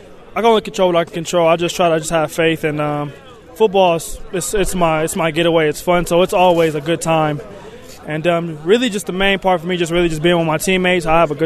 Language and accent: English; California, United States; I came from Cali, so I wasn't really used to people being nice.